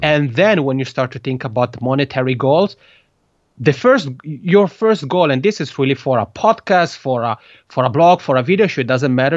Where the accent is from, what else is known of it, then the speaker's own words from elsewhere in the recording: Italian-speaking part of Switzerland, Italian-speaking Switzerland, Switzerland; first language Italian; English is a second language; moved away as an adult; now in Helsinki, Finland; I have a funny accent is because Italian is my mother tongue. I'm originally from the Italian speaking part of Switzerland